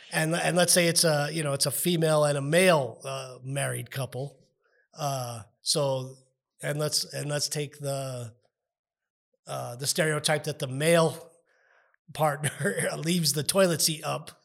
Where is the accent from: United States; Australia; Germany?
United States; I'm also an American